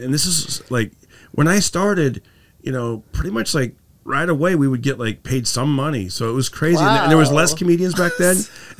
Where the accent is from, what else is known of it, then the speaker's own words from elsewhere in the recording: Fresno, California, United States; now in Los Angeles, United States; I grew up in, California, but okay. He would, in Fresno